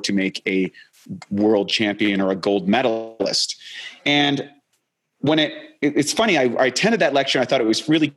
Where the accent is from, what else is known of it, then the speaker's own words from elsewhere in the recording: Canada; moved away; I'm a Canadian originally.